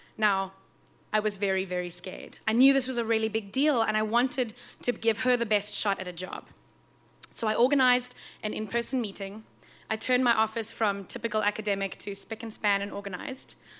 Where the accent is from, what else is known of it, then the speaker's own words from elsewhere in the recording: South Africa; moved away; Growing up in South Africa, in a part of the country that doesn't actually have seasons